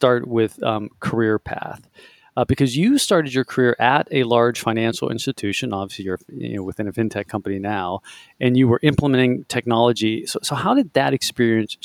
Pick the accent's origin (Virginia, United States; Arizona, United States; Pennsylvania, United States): Pennsylvania, United States; Pittsburgh; I was born in Pittsburgh